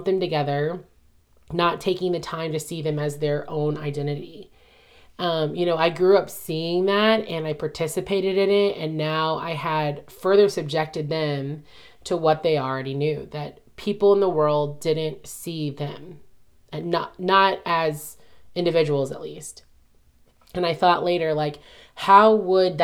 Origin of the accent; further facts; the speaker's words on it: Southern Indiana, United States; accent: Midwest or Southern; moved away; I grew up in Southern Indiana and lived right across the river from Kentucky.